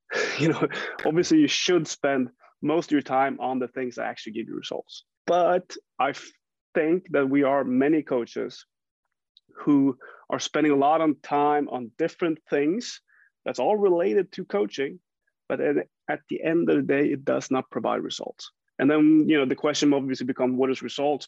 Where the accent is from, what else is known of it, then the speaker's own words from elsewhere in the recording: Jämtland, Sweden; I grew up in Sweden